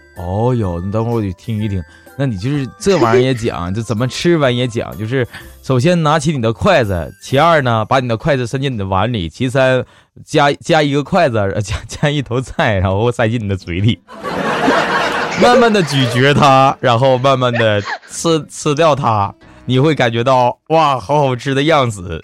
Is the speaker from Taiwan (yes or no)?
no; Northeast China, China; 我们东北这边